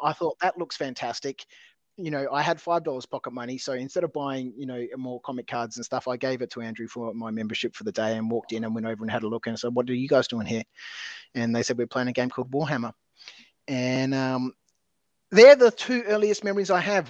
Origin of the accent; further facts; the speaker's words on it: Adelaide, South Australia, Australia; I grew up in Adelaide.